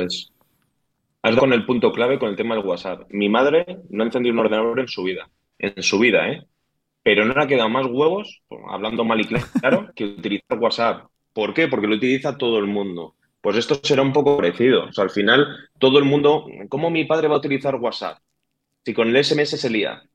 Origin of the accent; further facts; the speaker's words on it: Madrid, Community of Madrid, Spain; Yo nací en Madrid, he tenido ese barrio de Madrid antiguo